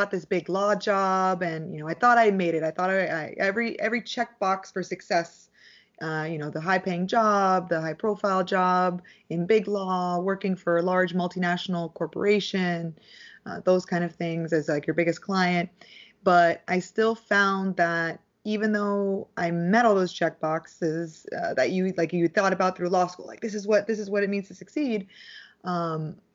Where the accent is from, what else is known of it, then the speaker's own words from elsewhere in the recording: Dallas, Texas, United States; born there; I was born in Dallas, Texas, and I'm one of two.